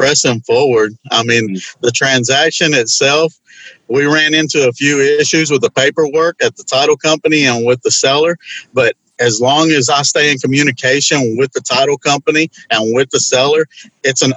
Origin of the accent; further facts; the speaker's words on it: Houston, Texas, United States; I'm from Houston